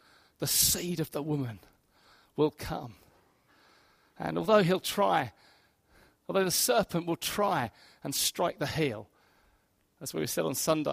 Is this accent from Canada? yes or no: no; Hastings, South East England, United Kingdom; moved away; In my hometown of Hastings, I grew up in Hastings